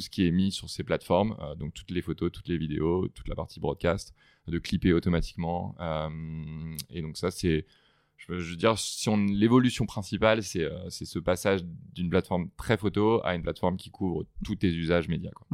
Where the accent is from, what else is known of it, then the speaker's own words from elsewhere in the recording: France; moved away as an adult; now in United States; en tant que en tant que Français